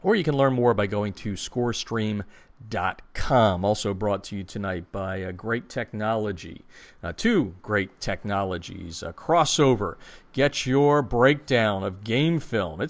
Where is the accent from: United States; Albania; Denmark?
United States; moved away; my hometown in the Lehigh Valley